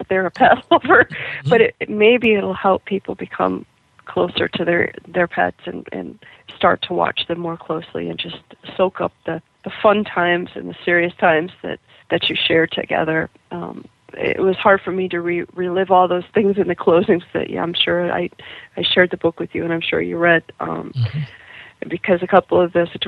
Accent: Kankakee, Illinois, United States; a daily newspaper in my hometown of Kankakee, Illinois, which is just south of Chicago

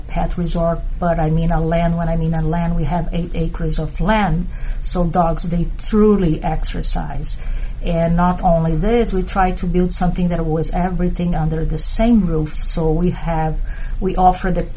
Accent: Brazil; moved away as an adult; now in Florida, United States; I'm from Brazil, and when I first moved to U.S.

